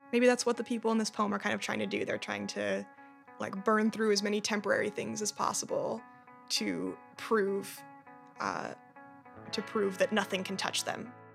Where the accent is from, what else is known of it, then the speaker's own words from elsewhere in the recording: Boston, Massachusetts, United States; also born or lived in Brooklyn, New York; now in New York, United States; I'm from Boston, Massachusetts